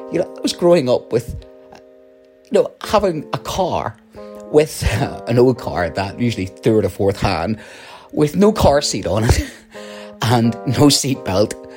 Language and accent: English; Northern Ireland, United Kingdom; you can tell from my accent, um, a situation in, in the north of Ireland during the Troubles.